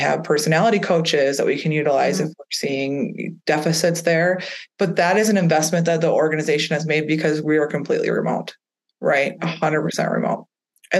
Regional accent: Midwest, United States; I'm from the Midwest

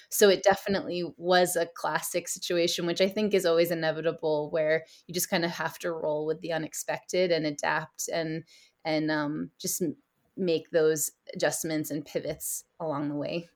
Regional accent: East Coast of the States, New York, United States; moved away as an adult; also born or lived in Nepal / South Asia; I grew up, I'm originally from the States, and I grew up on the East Coast of, um, of the States in New York.

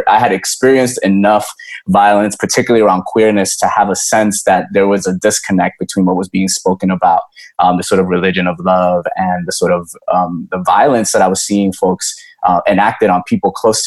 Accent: New York, United States; also born or lived in Dominican Republic; I was growing up in New York, I was born in the DR, but I was growing up in New York

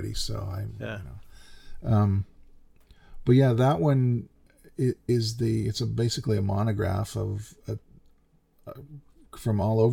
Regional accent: Canada; I'm the Canadian

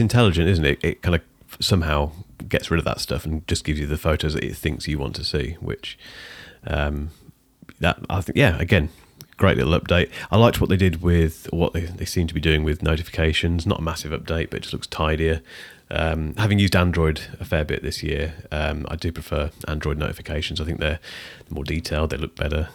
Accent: United Kingdom; I'm British

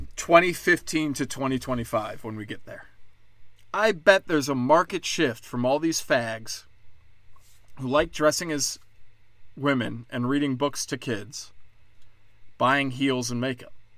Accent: Chicago, Illinois, United States; now in Texas, United States; I'm from Chicago. My whole city burnt down

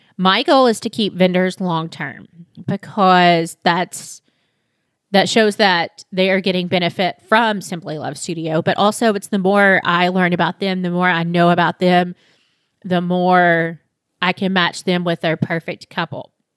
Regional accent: Monticello, Kentucky, United States; also born or lived in Lexington, Kentucky; I moved back to my hometown in Monticello, which is about two hours south of Lexington

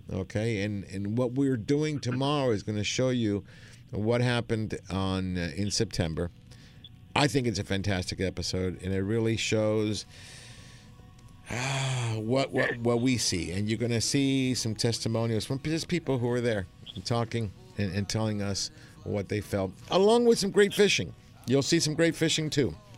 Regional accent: Argentina; now in United States; I'm from Argentina.

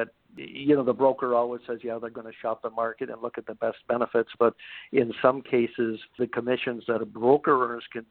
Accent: Wisconsin, United States; also born or lived in Chicago, Illinois; now in Southern California, United States; I'm originally from Wisconsin, so I'm a cheesehead and actually moved to Southern California from Chicago Metro in 1985

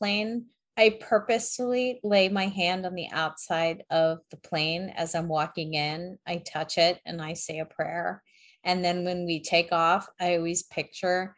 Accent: South Florida, United States; when I was little and I grew up in South Florida

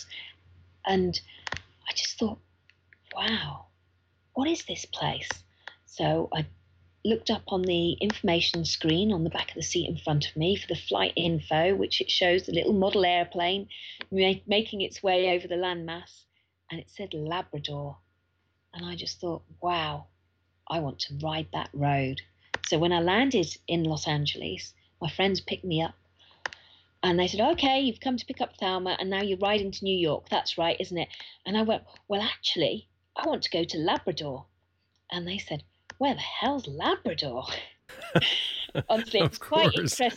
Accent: United Kingdom; as a British person, I can get an electronic visa online

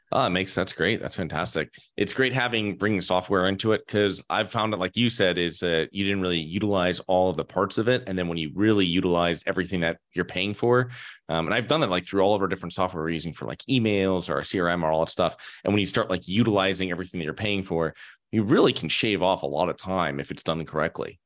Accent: Connecticut, United States; moved away; I'm originally from Connecticut

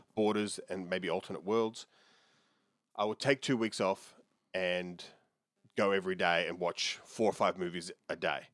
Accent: Melbourne, Victoria, Australia; When I was a kid growing up in Oakley

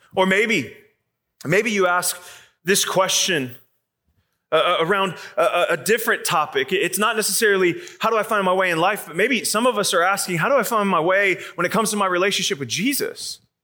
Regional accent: Arizona, United States; now in Atlanta, United States; I'm from Atlanta now, but I grew up in Arizona

